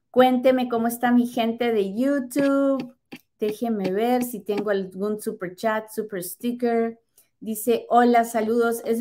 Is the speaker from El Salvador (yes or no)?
yes; El Salvador; now in Mexico; Estoy en México, vine a Estados Unidos, soy salvadoreña, con esposo residente desde hace dos años.